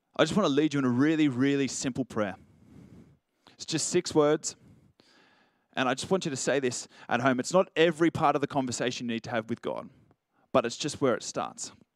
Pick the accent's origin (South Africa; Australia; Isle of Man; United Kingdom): Australia; Richmond, New South Wales; I grew up in Richmond